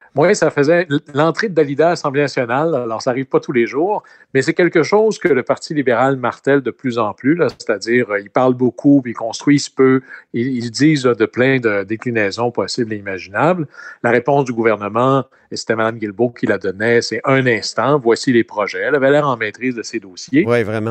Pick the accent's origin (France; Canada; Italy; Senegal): Canada; Quebec; Chez nous, au Québec